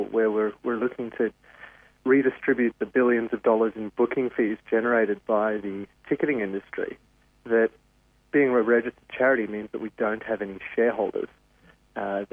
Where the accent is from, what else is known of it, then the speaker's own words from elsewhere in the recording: Sydney, New South Wales, Australia; I grew up here in the North Shore of Sydney